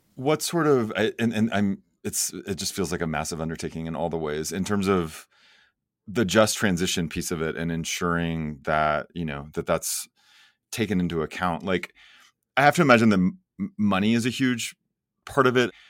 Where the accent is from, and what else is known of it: Oklahoma, United States; born or raised there